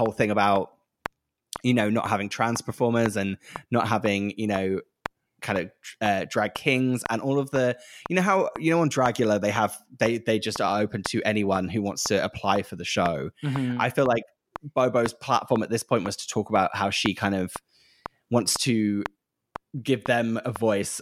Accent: United Kingdom; being British, sometimes sincerity is quite hard to take and hard to listen to, especially on TV, because we're so kind of cynical and that's our whole kind of the way that we're brought up

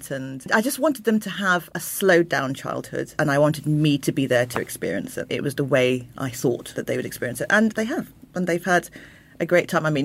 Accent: Croydon, London, United Kingdom; born there; I was born in Croydon, which is very multicultural, but we moved out and then further out and further out.

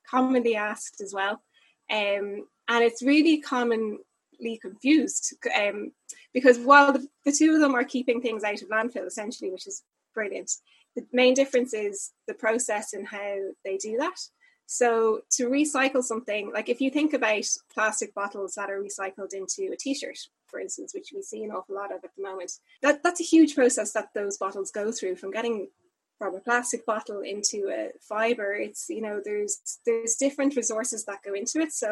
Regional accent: Dublin, Leinster, Ireland; moved away as an adult; now in Wexford, Ireland; I'm from Dublin. I'm from Killiney in Dublin, and um, I've been living down in Wexford for the last two or three years.

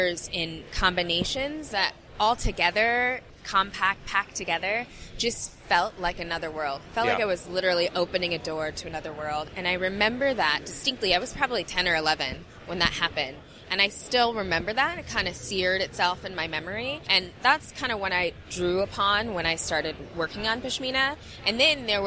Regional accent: Southern California, United States; also born or lived in India; we grew up in Southern California in a humongous Indian community.

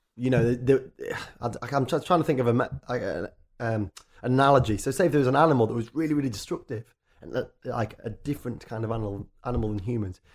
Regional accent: Richmond, Yorkshire and the Humber, United Kingdom; moved away as an adult; now in London, United Kingdom; I grew up in a town called Richmond, North Yorkshire, which is a tiny, sleepy, lovely little town

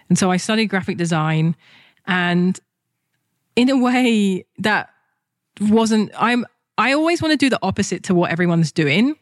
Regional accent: London, United Kingdom; moved away as an adult; also born or lived in Japan; in England, when I was a kid, I'd open my mouth and someone's already judging me based on my accent, what class I'm in, what type of education I'm in, what part of London I'm from

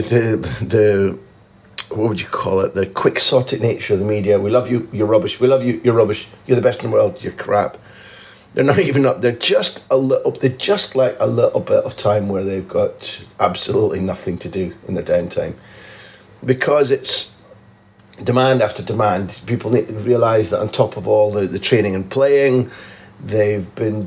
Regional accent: the Northeast, North East England, United Kingdom; moved away; a word, mochi, we used to use in the Northeast when I was a kid in the 60s

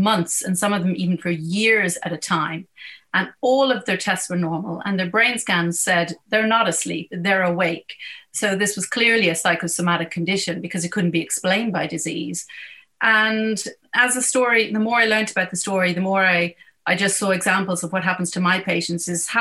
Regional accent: Dublin, Leinster, Ireland; moved away as an adult; now in United Kingdom; I'm from Dublin and I studied medicine in Trinity, and I am now a neurologist at the National Hospital of Neurology in the UK

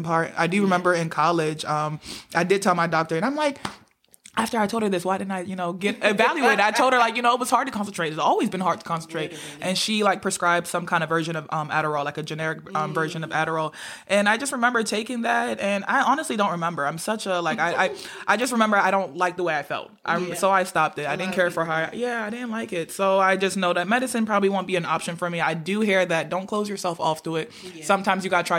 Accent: Nigeria; being Nigerian

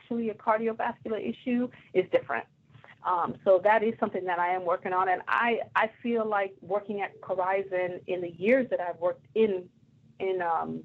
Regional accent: New York City, New York, United States; moved away; I'm from Brooklyn, New York

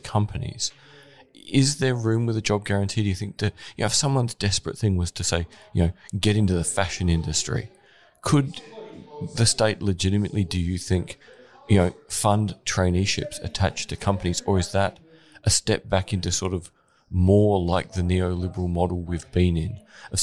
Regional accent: Gawler, South Australia, Australia; I'm from Gawler, north of Adelaide

